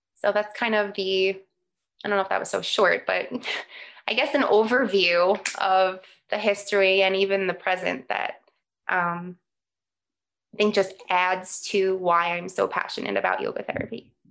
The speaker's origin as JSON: {"language": "English", "town": "New York City", "region": "New York", "country": "United States", "tie": "born or raised there", "moved": "yes", "said": "I grew up in New York on Staten Island"}